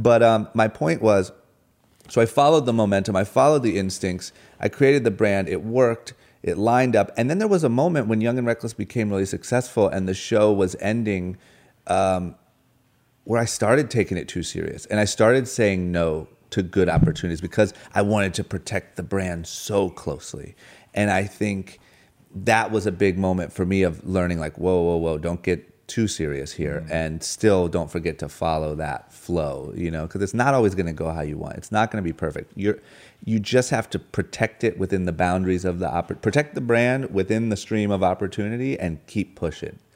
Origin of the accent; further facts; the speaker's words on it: Akron, Ohio, United States; moved away as an adult; also born or lived in Los Angeles; now in Beverly Hills, United States; born and raised in Akron, Ohio. The moment I turned 18, I moved